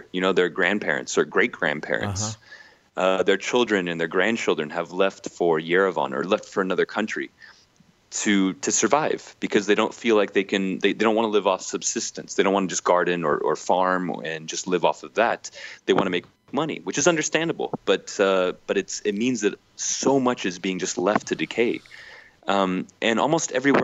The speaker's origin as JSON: {"language": "English", "country": "United States", "said": "I'm American"}